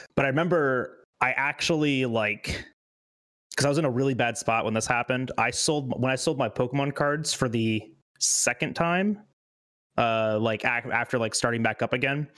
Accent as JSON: {"language": "English", "town": "Loxahatchee", "region": "Florida", "country": "United States", "said": "I came from Loxahatchee, which is like where the Hicks live"}